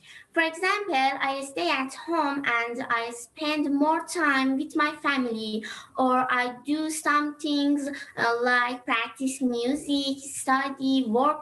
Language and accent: English; Tehran, Tehran Province, Iran; I'm 12 years old, and I'm from Iran. I live in Tehran